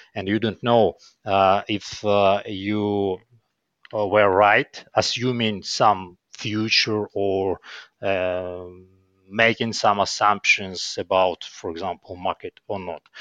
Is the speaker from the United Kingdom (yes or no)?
no; Kyiv, Ukraine; I was born here in Kyiv, in Ukraine.